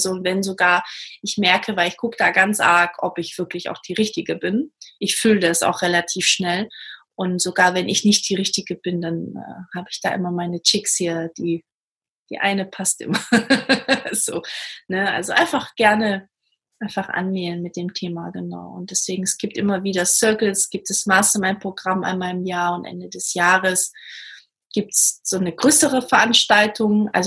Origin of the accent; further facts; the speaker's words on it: Portugal; Ich komme zum Beispiel aus Portugal, deswegen kann ich auch so ein bisschen die Unterschiede auch erkennen.